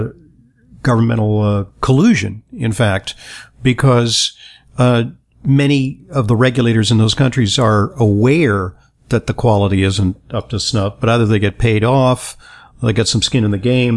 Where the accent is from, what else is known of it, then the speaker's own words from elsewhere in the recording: New York City, New York, United States; I'm from New York City